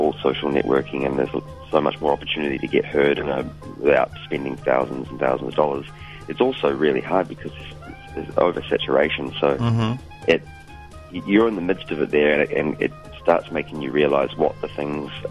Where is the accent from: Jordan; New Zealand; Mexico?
New Zealand; now in Brooklyn, United States; New Zealand as a home country